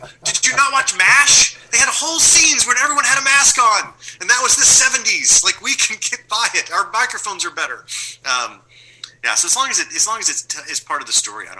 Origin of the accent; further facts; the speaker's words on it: Pennsylvania, United States; We're going to shoot in my hometown of Pennsylvania because I can get all the housing for free.